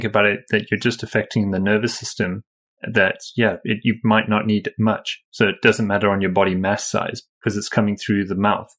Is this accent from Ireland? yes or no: no; South Africa; now in United Kingdom; I'm from South Africa originally myself, even though I live in the UK now.